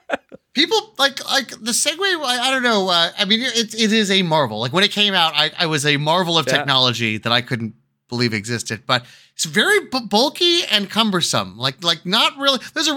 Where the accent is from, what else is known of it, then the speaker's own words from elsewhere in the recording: Bronx, New York, United States; Yeah, I'm from the Bronx.